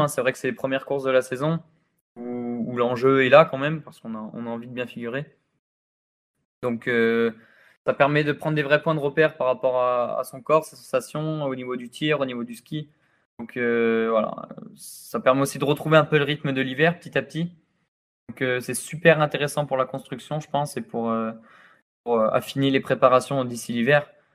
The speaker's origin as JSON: {"language": "French", "country": "France", "tie": "born or raised there", "said": "je suis né en France, j'ai grandi en France"}